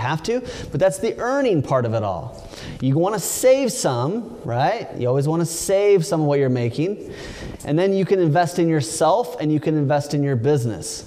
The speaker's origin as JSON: {"language": "English", "region": "Oregon", "country": "United States", "tie": "born or raised there", "also_born_or_lived": "California", "said": "I grew up in Oregon"}